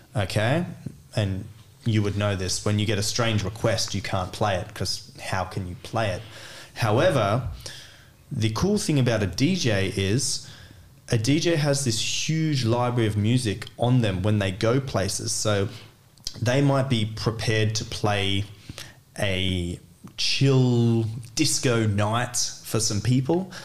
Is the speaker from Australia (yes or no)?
yes; Australia; moved away as an adult; also born or lived in Celle, Germany; now in Cologne, Germany; I was born and lived in Australia before I came to Germany.